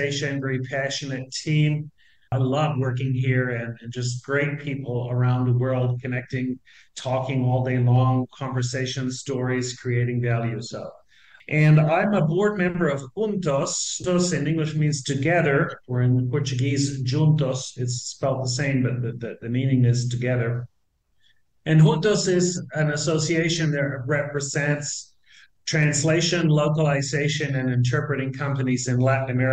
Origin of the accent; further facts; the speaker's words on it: New Zealand; moved away as an adult; now in Argentina; I'm originally from New Zealand, believe it or not. I've been living, citizen of the world, I've been living in Argentina for like 27 years